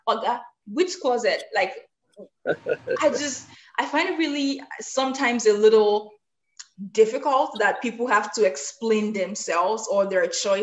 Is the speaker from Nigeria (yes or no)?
yes; Nigeria; being a Black person, being a Nigerian, being an African